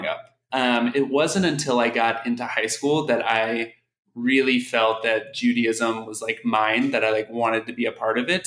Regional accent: Oklahoma City, Oklahoma, United States; moved away as an adult; also born or lived in Kansas / New York City; now in Washington, D.C., United States; I'm originally from Oklahoma City, born and raised

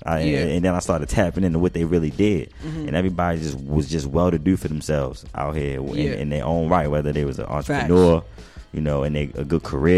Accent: Baltimore, Maryland, United States; moved away as an adult; now in Atlanta, United States; Yeah. I'm originally from Baltimore City. I grew up in West Baltimore. Mm-hmm. Currently live in Atlanta. Mm-hmm. I went to school here came down here in 2010.

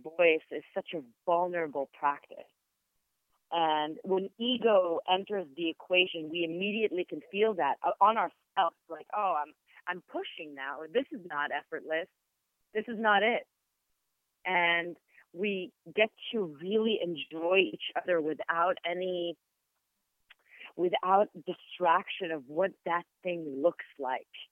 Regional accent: Israel; first language Hebrew; English is a second language; moved away; also born or lived in New York; I'm Israeli, mm-hmm and my native language is Hebrew

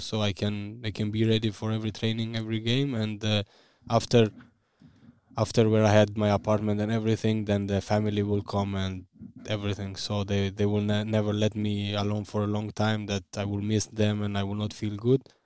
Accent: Vushtrri, Kosovo; English is a second language; moved away as an adult; now in Bremen, Germany; I was born in Vushtri. I, I lived always there.

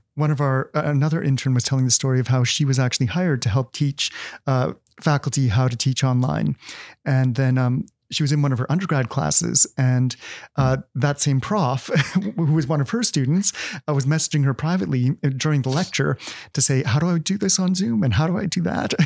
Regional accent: Winnipeg, Manitoba, Canada; I'm from Winnipeg

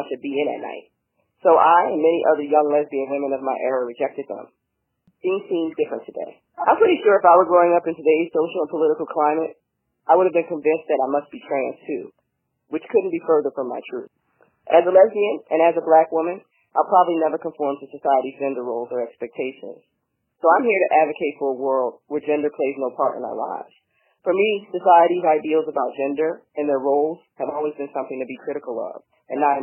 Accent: Philadelphia, Pennsylvania, United States; moved away as an adult; now in San Diego, United States; I was born and raised in Philly

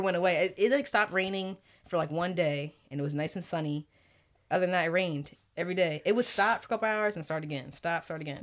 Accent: New York, United States; I'm from New York

